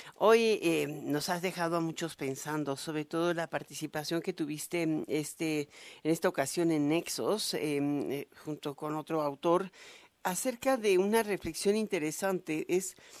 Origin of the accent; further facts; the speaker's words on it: Mexico; nuestro sesgo como sociedad, como mexicanos